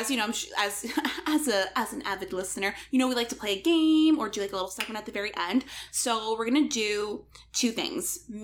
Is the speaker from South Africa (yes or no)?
no; Canada; We're from Canada.